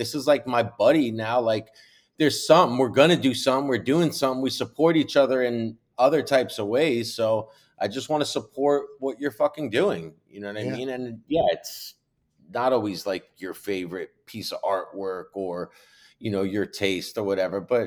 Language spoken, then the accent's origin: English; New York, United States; I'm from New York originally